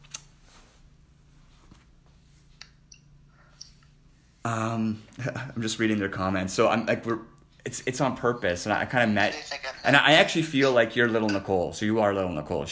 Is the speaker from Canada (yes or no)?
yes; Canada; I'm a Canadian.